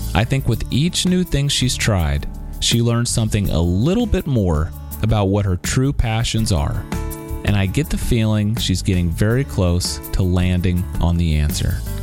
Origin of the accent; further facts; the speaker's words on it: Missouri, United States; also born or lived in Louisiana; now in San Francisco, United States; I grew up in Missouri